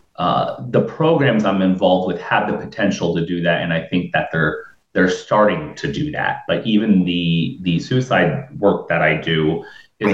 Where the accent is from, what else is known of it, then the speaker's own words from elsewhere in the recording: New Port Richey, Florida, United States; I'm from Newport Richey. I'm I'm of Lebanese